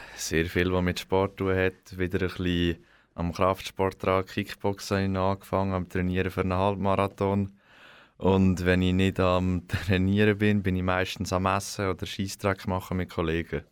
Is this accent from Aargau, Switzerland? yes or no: yes; Zetzwil, Aargau, Switzerland; Ich komme aus Zetzwil